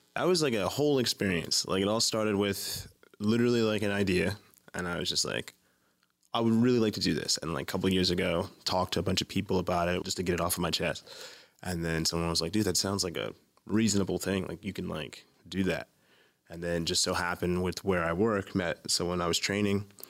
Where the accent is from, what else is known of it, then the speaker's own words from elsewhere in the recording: Baltimore, Maryland, United States; Baltimore, Maryland. Born and raised here.